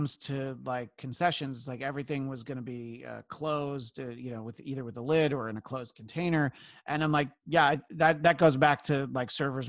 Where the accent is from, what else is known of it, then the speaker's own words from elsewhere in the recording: Northeast, United States; Growing up in the Northeast, it's like I knew that I was a good driver when it was snowing